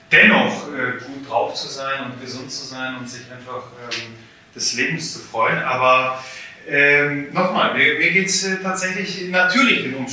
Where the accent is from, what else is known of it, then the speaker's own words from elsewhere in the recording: Poland; ich muss ja ein bisschen meckern, äh, was äh, meine, meine Heimat angeht. Ähm, wir haben leider in Polen einen, einen großen Neidfaktor